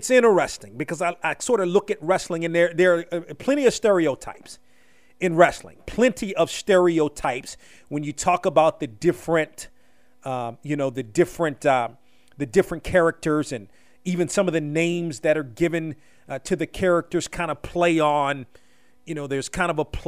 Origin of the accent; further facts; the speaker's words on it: Washington, United States; So I grew up in the Washington area